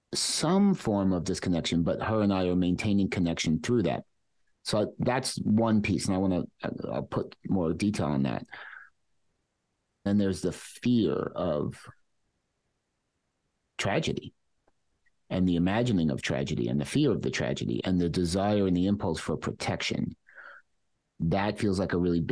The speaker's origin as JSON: {"language": "English", "town": "New York City", "region": "New York", "country": "United States", "tie": "born or raised there", "said": "And I lived in Queens when that happened, and where I grew up my whole life. I'm from Queens."}